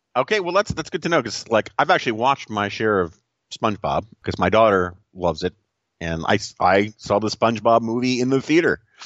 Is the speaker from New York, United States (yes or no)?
yes; New York City, New York, United States; moved away; my hometown of New York City, the 1970s and 1980s